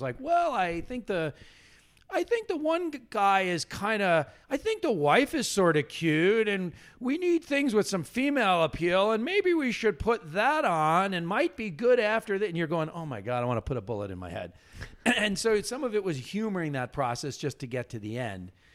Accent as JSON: {"language": "English", "area": "Long Island", "region": "New York", "country": "United States", "tie": "born or raised there", "also_born_or_lived": "Ithaca, New York", "said": "I grew up on Long Island."}